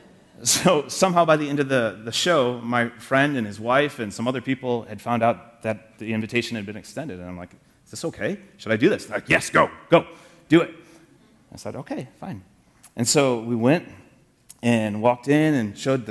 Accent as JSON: {"language": "English", "region": "Michigan", "country": "United States", "said": "I was from Michigan"}